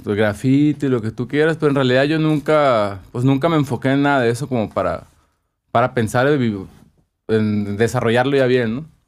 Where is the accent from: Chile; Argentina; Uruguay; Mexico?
Mexico; Ciudad Obregón, Sonora; moved away as an adult; also born or lived in Mexico City; cuando crecí aquí, mis viajes eran a Tucson, a Phoenix, San Carlos. Nunca salí de Sonora.